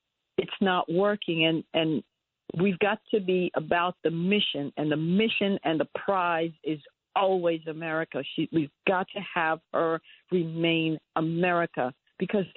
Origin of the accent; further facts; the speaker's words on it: New York, United States; I'm a New Yorker.